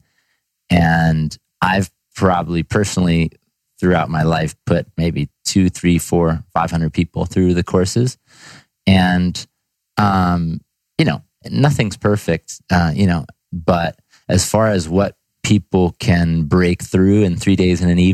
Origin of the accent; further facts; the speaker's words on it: Ithaca, New York, United States; I'm from Ithaca, New York, so kind of upstate New York boy, country boy coming into the city